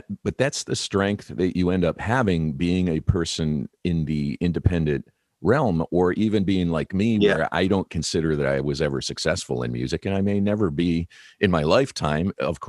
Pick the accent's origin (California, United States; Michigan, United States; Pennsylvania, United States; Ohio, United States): Michigan, United States; Detroit; I'm from Detroit.